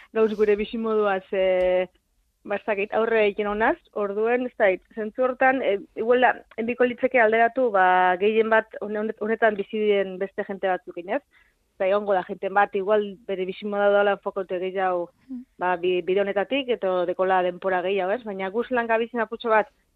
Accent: Abadiño, Basque Country, Spain; moved away as an adult; also born or lived in Zaragoza; ni abadino bizinaz

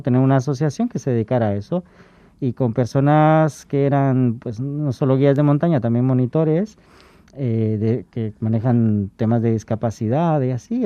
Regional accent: Guatemala; moved away as an adult; now in Spain; De donde soy originario

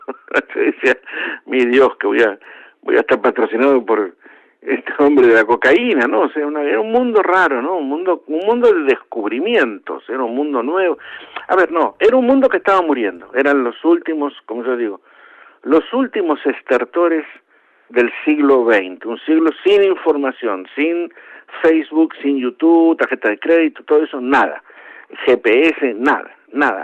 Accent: Argentina; moved away as an adult; Yo, aún siendo argentino

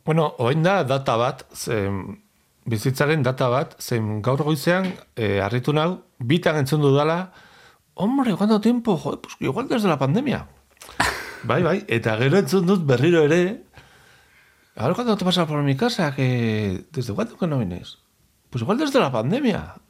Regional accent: Pamplona, Navarre, Spain; Basque is a second language; joaten nintzen iruñeko beste puntara e, liburuen bila

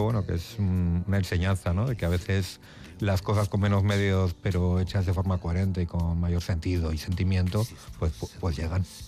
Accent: Portugalete, Basque Country, Spain; moved away as an adult; also born or lived in Barakaldo; now in Madrid, Spain; nací en Baracaldo como todos los de aquí en Cruces, pero soy de Portugalete.

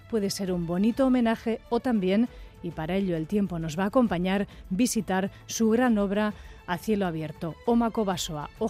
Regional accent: Basque Country, Spain; Sí creo que he tenido alguna responsabilidad y algún compromiso por las libertades de mi pueblo, por la paz, por la democracia. Yo me he sentido responsable como ciudadano vasco y como...

